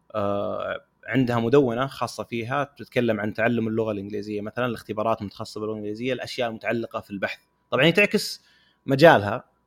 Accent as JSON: {"language": "Arabic", "country": "Saudi Arabia", "said": "عندنا في السعوديه"}